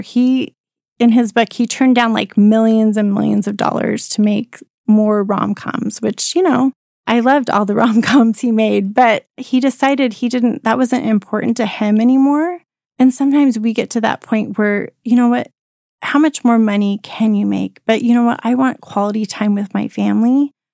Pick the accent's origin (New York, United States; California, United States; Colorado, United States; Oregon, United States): Colorado, United States; moved away as an adult; also born or lived in Rexburg, Idaho; I grew up in Colorado